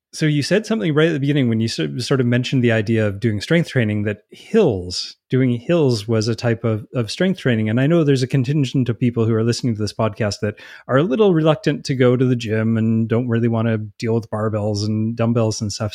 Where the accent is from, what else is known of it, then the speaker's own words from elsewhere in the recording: Canada; being Canadian